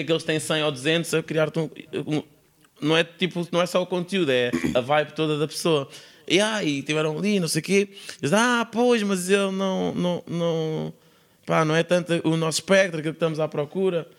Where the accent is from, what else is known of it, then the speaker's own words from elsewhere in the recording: Sintra, Lisbon, Portugal; eu não nasci na linha de Sintra nasci na Praia de Magoita, em Sintra, sou mesmo da praia